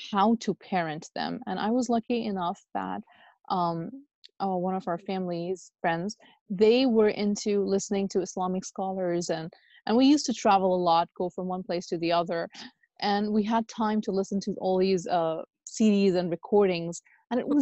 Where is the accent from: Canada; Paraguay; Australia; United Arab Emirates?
United Arab Emirates; moved away as an adult; also born or lived in Pakistan / Lahore, Pakistan; now in United States; I'm originally from Pakistan, and I was born, brought up in UAE, United Arab Emirates. And then I completed my high school over there